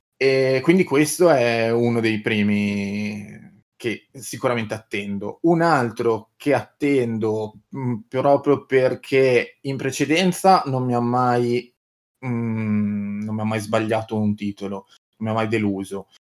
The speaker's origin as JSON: {"language": "Italian", "town": "Piacenza", "region": "Emilia-Romagna", "country": "Italy", "said": "io sono di Piacenza"}